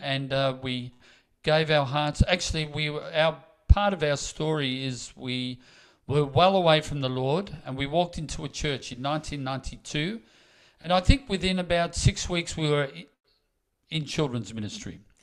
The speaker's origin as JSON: {"language": "English", "town": "Melbourne", "region": "Victoria", "country": "Australia", "moved": "yes", "lives_now": "Queensland, Australia"}